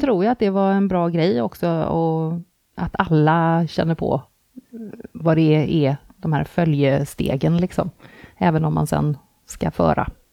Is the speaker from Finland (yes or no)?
no; Gothenburg, Västra Götaland, Sweden; jag är från Göteborg